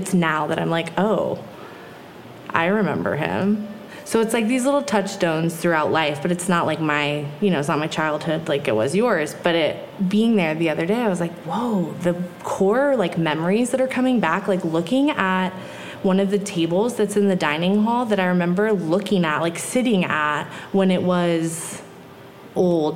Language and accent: English; Big Sur, California, United States; growing up in Nepenthe